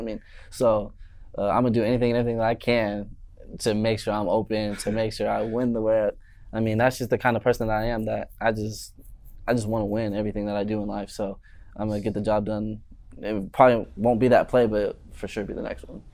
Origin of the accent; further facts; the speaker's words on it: Maricopa, Arizona, United States; also born or lived in Chandler, Arizona; now in Tucson, United States; Born and raised Chandler, Phoenix area. Uh, when I was about seven years old, moved to a little town, Maricopa